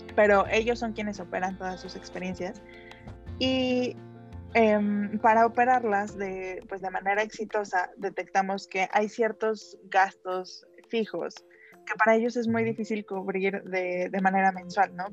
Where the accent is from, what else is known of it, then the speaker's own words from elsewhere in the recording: Mexico; soy orgullosamente mexicana